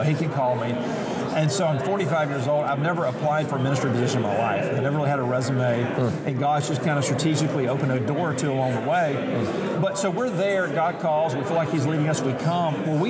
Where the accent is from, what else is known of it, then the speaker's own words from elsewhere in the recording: Mobile, Alabama, United States; moved away as an adult; also born or lived in Louisville, Kentucky; now in Kansas City, United States; I'm from Mobile, Alabama. My wife and I both are from the Gulf Coast